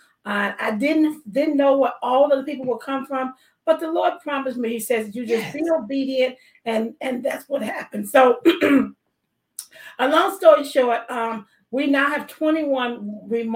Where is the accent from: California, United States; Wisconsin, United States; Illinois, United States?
Illinois, United States; Chicago; I am from Chicago